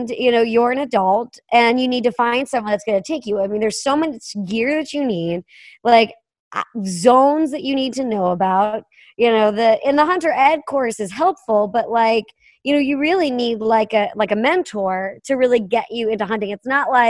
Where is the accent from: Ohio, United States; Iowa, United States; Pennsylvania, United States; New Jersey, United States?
Pennsylvania, United States; I was from Western Pennsylvania, so like in theory, I should have been around it.